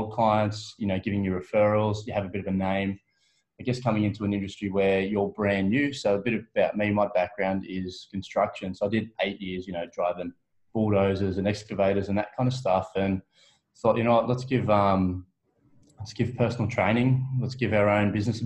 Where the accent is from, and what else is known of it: Blayney, New South Wales, Australia; moved away as an adult; also born or lived in Orange, New South Wales; now in Melbourne, Australia